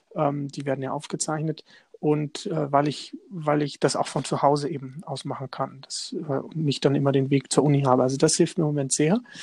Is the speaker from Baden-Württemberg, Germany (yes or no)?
no; Lichtenberg, Bavaria, Germany; da war ich schon CS CSU-Vorsitzender in meiner Heimatstadt in Lichtenberg.